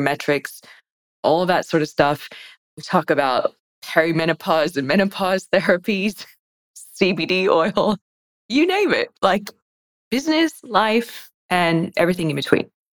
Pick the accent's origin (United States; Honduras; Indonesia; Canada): United States; moved away as an adult; now in Australia; I guess I'm American, but I've been in Australia since 2003.